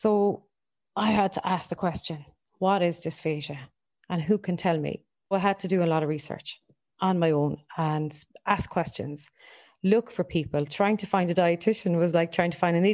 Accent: Ennis, Munster, Ireland; now in Cork, Ireland; Living in Cork for the last 15, 20 years, and I am originally from Ennis

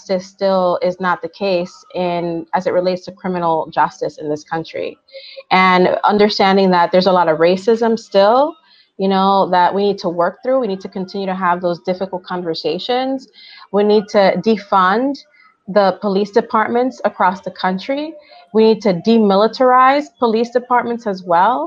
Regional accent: New York City, New York, United States; first language Spanish; English is a second language; when I was growing up in New York City

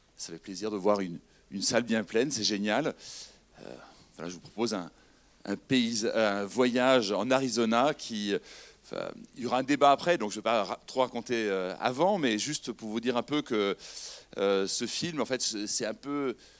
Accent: France; on vient de France

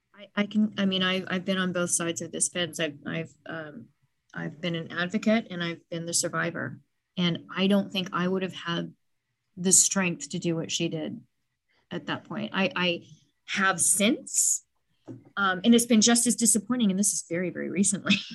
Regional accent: Dallas, Texas, United States; I grew up in Dallas, very judgmental place

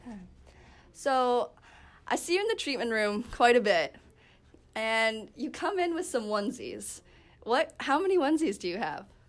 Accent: Canada; now in Ypsilanti, United States; me being a Canadian citizen

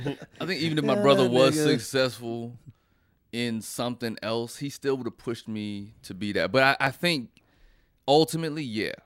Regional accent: Fayetteville, North Carolina, United States; I have to just say God, because I come from Fayetteville, North Carolina.

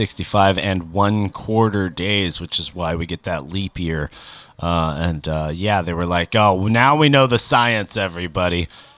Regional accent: Long Beach, California, United States; born there; Oh, I'm a Cali boy through and through. I was born and raised in Long Beach. No, I wasn't raised there.

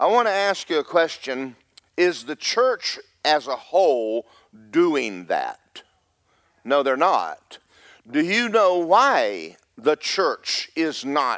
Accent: Cherry Point, North Carolina, United States; born there; because I was born in Cherry Point, North Carolina.

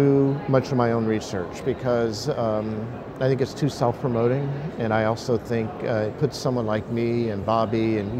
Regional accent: Oklahoma, United States; I grew up in Oklahoma

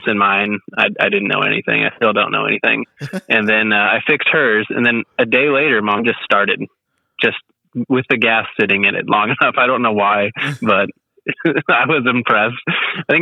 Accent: Iowa, United States; moved away as an adult; now in Sacramento, United States; I'm from Iowa originally

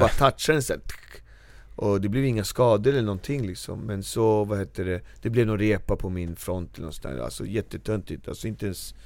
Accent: Norsborg, Stockholm County, Sweden; jag kommer från Marby, uppväxt och fostrad där

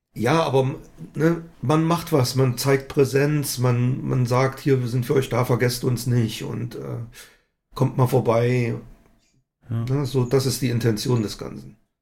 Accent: Altenburg, Thuringia, Germany; in meiner Heimatstadt Altenburg

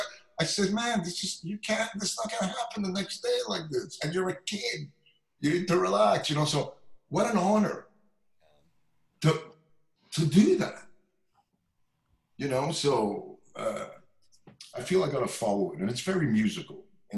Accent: Montreal, Quebec, Canada; And Rhonda Smith is a dear friend of mine from very long, we're both from Montreal.

